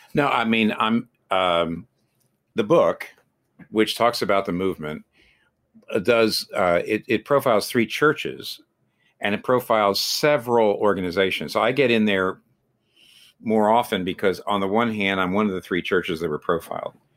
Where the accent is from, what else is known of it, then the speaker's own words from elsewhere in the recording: United States; an American like me